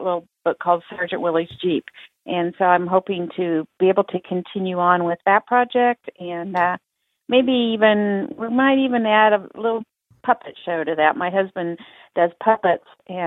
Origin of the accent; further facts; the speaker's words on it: Topeka, Kansas, United States; my hometown in Topeka, Kansas